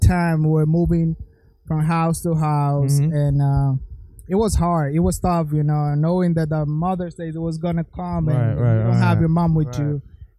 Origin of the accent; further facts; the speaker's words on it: Florida, United States; I'm from Florida